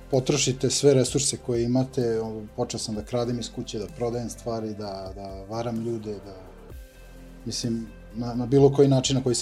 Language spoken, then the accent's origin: Croatian; Zrenjanin, Vojvodina, Serbia; imam 30 godina, iz Renjanina sam